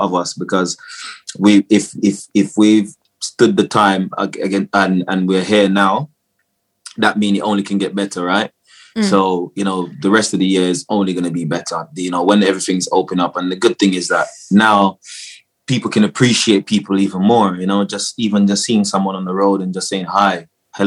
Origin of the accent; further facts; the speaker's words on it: Jamaica; moved away; I was born in Jamaica, so I grew up in Jamaica. And then I came over here to live with my dad.